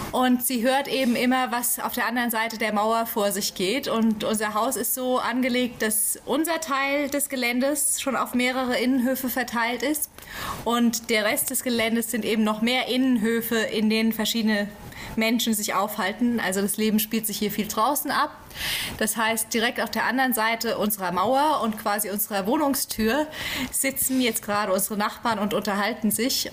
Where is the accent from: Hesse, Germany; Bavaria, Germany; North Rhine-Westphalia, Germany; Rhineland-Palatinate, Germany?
Hesse, Germany; Central; moved away as an adult; now in Chad; ich komme aus Deutschland, aus dem schönen Mittelhessen, im Dreiländereck äh, Hessen, Nordrhein-Westfalen, Rheinland-Pfalz